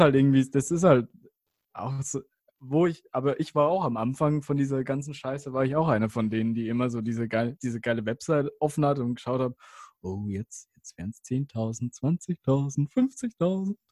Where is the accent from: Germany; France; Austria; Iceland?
Germany